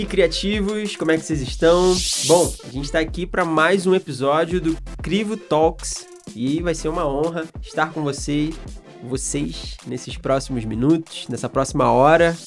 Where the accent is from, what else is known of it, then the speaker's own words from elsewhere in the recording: Rio de Janeiro, Brazil; moved away; sou carioca